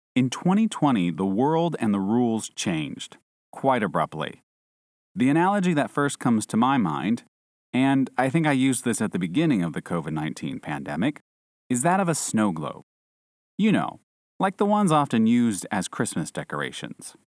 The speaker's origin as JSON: {"language": "English", "country": "United States", "moved": "yes", "said": "an American citizen living overseas"}